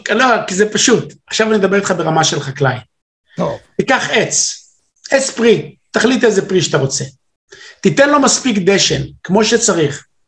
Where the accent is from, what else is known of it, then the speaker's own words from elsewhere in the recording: Morocco; now in Israel; אני נולדתי במרוקו